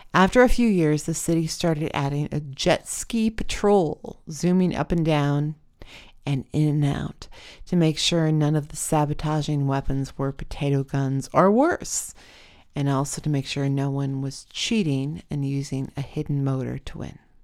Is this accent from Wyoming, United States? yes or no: yes; Wyoming, United States; now in Portland, United States; My hometown in Wyoming had a river running through it, the Platte River